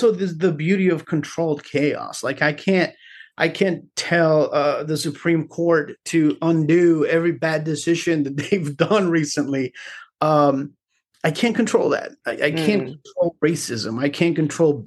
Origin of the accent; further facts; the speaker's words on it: Carolina, Puerto Rico; moved away as an adult; also born or lived in Río Piedras, Puerto Rico; now in Austin, United States; I was born in Rio Piedras, right next to the university, and grew up in Carolina.